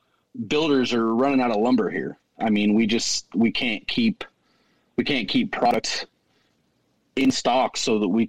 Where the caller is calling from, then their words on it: Caldwell, Idaho, United States; I'm calling from Caldwell, Idaho. I'm about 15 miles west of Boise.